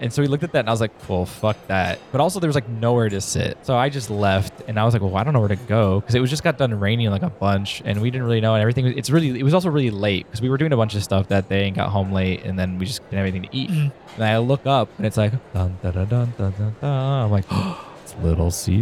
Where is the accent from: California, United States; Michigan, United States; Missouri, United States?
Michigan, United States; Detroit; I'm from Detroit.